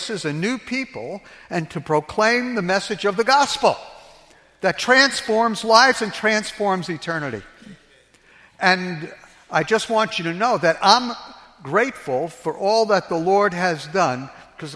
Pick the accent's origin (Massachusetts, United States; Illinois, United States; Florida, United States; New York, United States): New York, United States; New York City; I was brung up in New York City schools